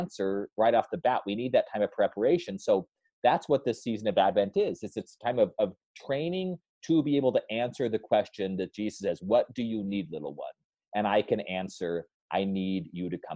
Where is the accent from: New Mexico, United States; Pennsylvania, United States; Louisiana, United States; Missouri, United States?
New Mexico, United States; That's what we grew up on in New Mexico